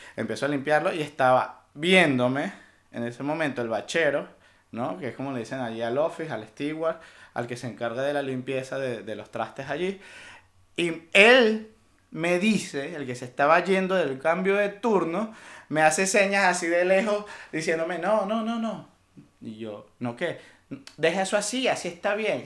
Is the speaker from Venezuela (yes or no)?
yes; Venezuela; moved away; also born or lived in Panama; aquí somos tres venezolanos y nos ha tocado cada uno migrar.